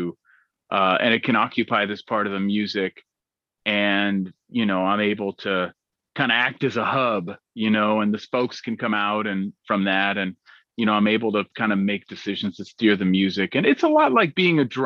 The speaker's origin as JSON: {"language": "English", "town": "Berkeley", "region": "California", "country": "United States", "tie": "born or raised there", "said": "I grew up in Berkeley, California, so I heard everything from soul music to punk rock music growing up"}